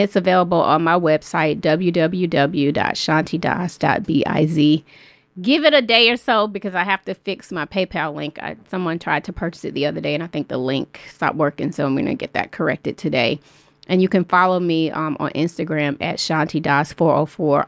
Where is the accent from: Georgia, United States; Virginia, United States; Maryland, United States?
Georgia, United States; Atlanta; my best friend who I grew up with in Southwest Atlanta since middle school